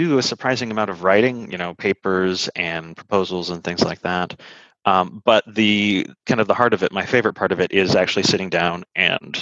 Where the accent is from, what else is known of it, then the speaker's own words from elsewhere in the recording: Kelowna, British Columbia, Canada; moved away as an adult; also born or lived in Edmonton, Alberta / Victoria, British Columbia / England; now in United States; I was born in Edmonton, Alberta, and grew up in Kelowna, British Columbia